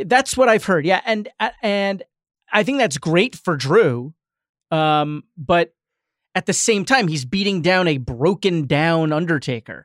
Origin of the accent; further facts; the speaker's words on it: New York, United States; I grew up in New York